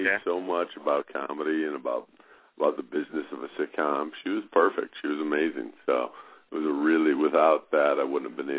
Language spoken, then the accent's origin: English; Chicago, Illinois, United States; I'm from Chicago.